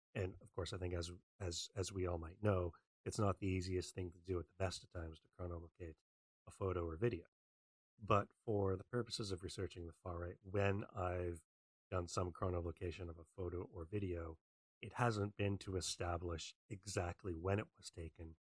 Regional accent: Western Canada, Canada; I'm from Canada. I grew up in Western Canada.

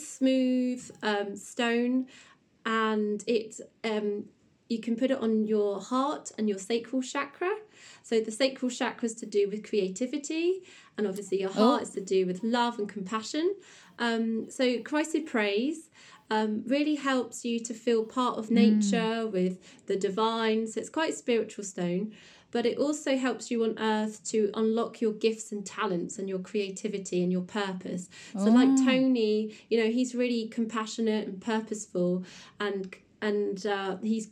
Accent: South West England, United Kingdom; we are from the Southwest in England

